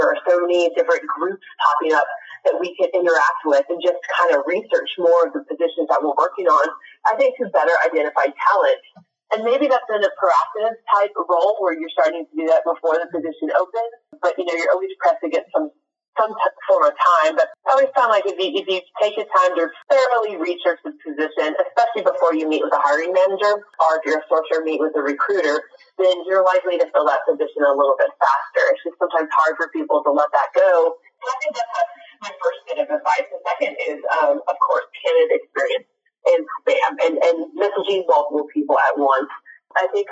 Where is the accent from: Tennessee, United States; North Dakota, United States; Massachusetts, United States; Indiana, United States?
Tennessee, United States; Nashville; now in Dallas, United States; I'm from Nashville, Tennessee, but I live in Dallas, Texas